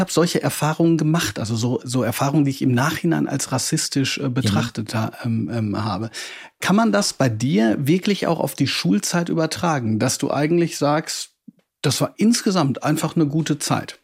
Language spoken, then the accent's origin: German; Ruhr area, North Rhine-Westphalia, Germany; ich komme nämlich auch aus dem Ruhrgebiet